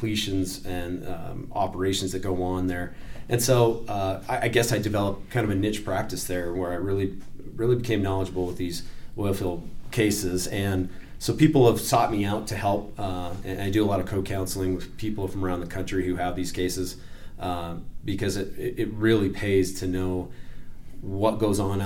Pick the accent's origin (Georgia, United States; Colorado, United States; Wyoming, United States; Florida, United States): Wyoming, United States; I am from Wyoming